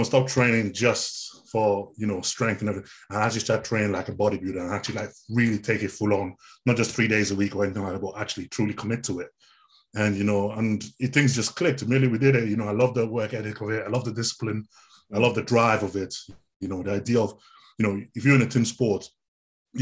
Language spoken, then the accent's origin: English; Nigeria; moved away; I come from originally from Nigeria